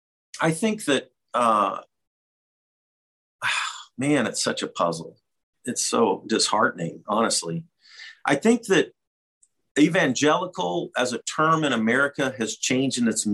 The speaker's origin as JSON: {"language": "English", "region": "Missouri", "country": "United States", "tie": "born or raised there", "said": "I grew up in Missouri"}